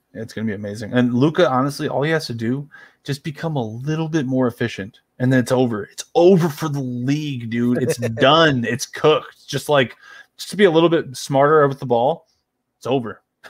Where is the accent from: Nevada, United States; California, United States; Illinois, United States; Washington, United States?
Illinois, United States; West Chicago; Well, I'm from West Chicago.